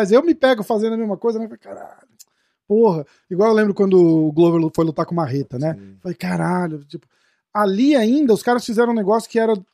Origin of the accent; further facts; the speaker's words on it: Brazil; porque a gente, a gente, pô, a gente é brasileiro, né, cara?